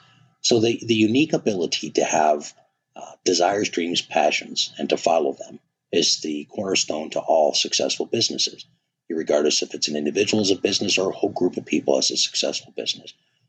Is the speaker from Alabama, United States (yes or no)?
no; Wisconsin, United States; Growing up in Wisconsin, you bet.